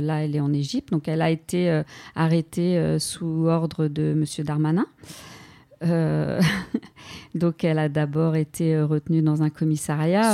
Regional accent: France; En tant que Française

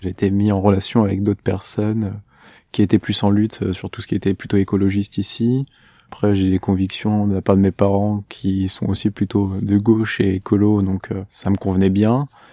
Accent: Massy, Île-de-France, France; Je suis né à Massy, donc juste à côté du plateau

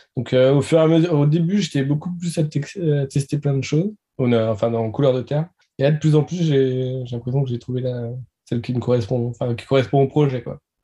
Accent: Nantes, Pays de la Loire, France; je suis nantais

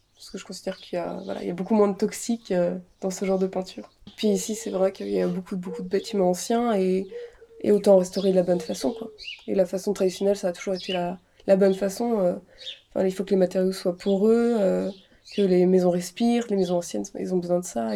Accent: Annecy, Auvergne-Rhône-Alpes, France; on vient d'Annecy

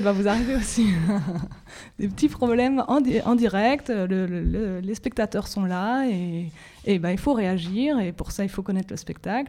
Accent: Belgium; j'ai fait mes études en Belgique, je suis belge

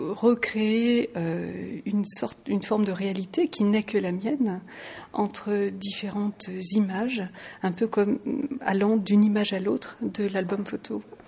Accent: France; now in Luxembourg; je suis française, je suis résidente au Luxembourg

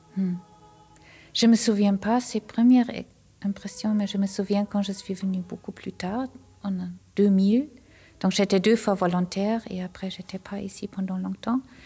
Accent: Germany; French is a second language; moved away as an adult; now in Grandchamp, Switzerland; je viens d'Allemagne

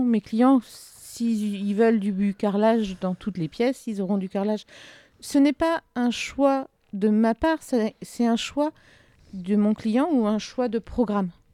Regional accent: southern Ardennes, Grand Est, France; je viens du sud des Ardennes

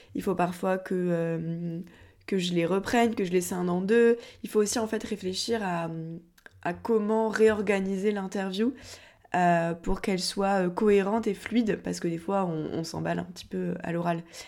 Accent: Montpellier, Occitania, France; je viens de Montpellier

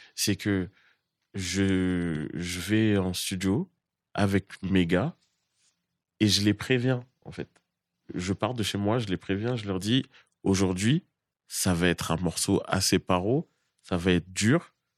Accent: Boulogne-Billancourt, Île-de-France, France; je viens de Boulogne-Billancourt et c'est une des grandes pépinières du, rap

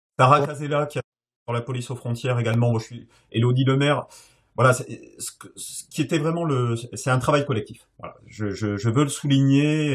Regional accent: Bordeaux, Nouvelle-Aquitaine, France; moved away; ma région d'origine

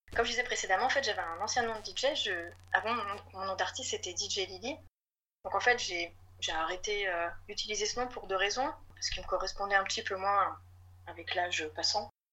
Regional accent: Lyon, Auvergne-Rhône-Alpes, France; je suis lyonnaise

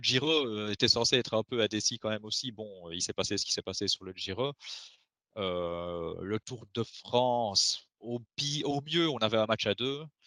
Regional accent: Belgium; on est belge

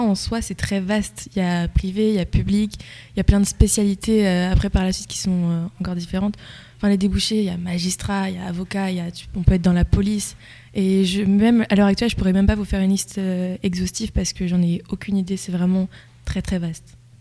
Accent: La Loupe, Centre-Val de Loire, France; je viens de La Loupe à l'origine

